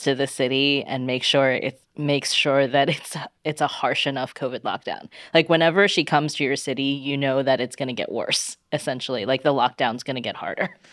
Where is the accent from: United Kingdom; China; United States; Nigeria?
China; moved away; I was growing up in China